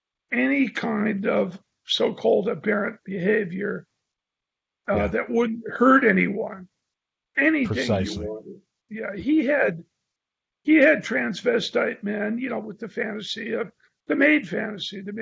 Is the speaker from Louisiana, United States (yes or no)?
no; San Francisco, California, United States; I was from San Francisco